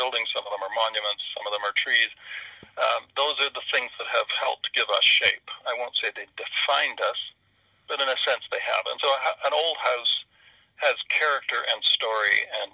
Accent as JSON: {"language": "English", "town": "Canton", "region": "Ontario", "country": "Canada", "tie": "born or raised there", "said": "I grew up in Canton and my ancestors had been there for couple hundred years"}